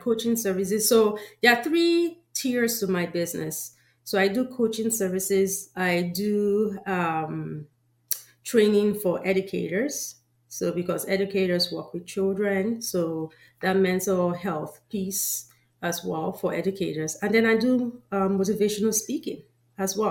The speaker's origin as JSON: {"language": "English", "country": "Nigeria", "tie": "born or raised there", "moved": "yes", "said": "I know I'm from Nigeria. I grew up in Nigeria."}